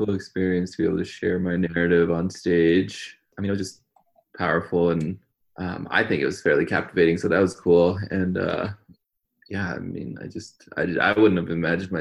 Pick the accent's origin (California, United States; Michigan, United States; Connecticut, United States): Connecticut, United States; Glastonbury; also born or lived in India; now in Montana, United States; I was growing up in Connecticut, which is a very white community in Glastonbury